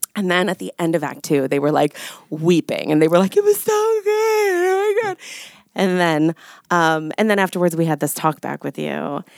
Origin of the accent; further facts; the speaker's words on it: New York, United States; I'm a New Yorker